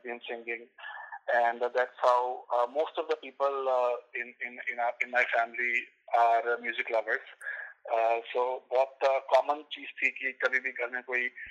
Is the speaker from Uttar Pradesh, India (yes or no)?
no; Gwalior, Madhya Pradesh, India; moved away as an adult; also born or lived in Mumbai, India; now in Toronto, Canada; मैं originally uh, Gwalior India से हूँ